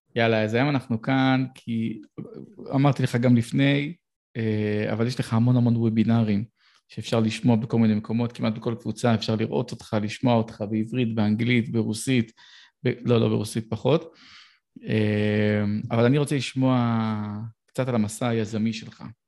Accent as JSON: {"language": "Hebrew", "town": "Petah Tikva", "region": "Central District", "country": "Israel", "tie": "born or raised there", "said": "גדלתי בפתח תקווה"}